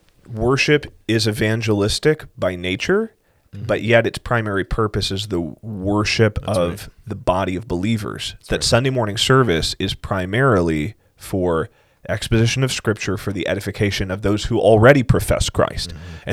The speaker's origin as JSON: {"language": "English", "region": "South Carolina", "country": "United States", "tie": "born or raised there", "said": "I growing up in South Carolina"}